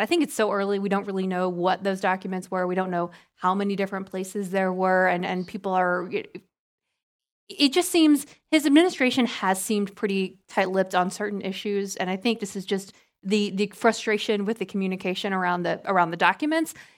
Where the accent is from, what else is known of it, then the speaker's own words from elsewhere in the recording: Georgia, United States; I'm from Georgia